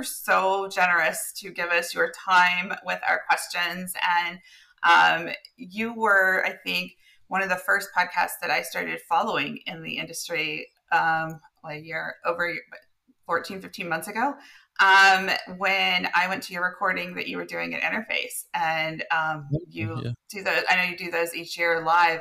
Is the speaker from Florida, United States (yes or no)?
no; North Carolina, United States; moved away; my home state of North Carolina